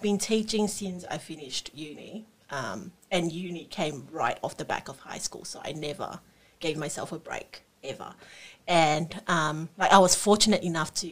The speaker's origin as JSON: {"language": "English", "country": "Singapore", "tie": "born or raised there", "moved": "yes", "lives_now": "Australia", "said": "I grew up in Singapore"}